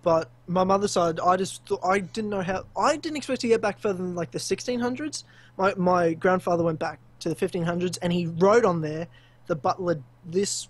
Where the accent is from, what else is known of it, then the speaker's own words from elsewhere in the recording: Queensland, Australia; now in Victoria, Australia; all lived in the state of Victoria, where I am now, not where I grew up in Queensland